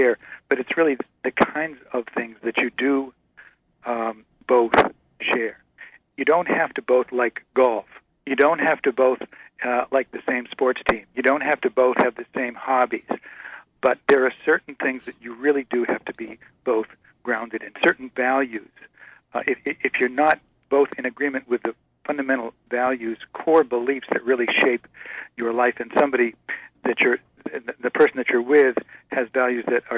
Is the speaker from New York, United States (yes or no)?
no; Massachusetts, United States; I was a Yankee from Massachusetts